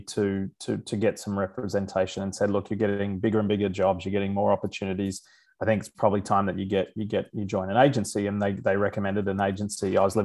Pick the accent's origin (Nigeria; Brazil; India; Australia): Australia; Queensland; moved away as an adult; now in United States; growing up in Australia, I was around a lot of mates who played rugby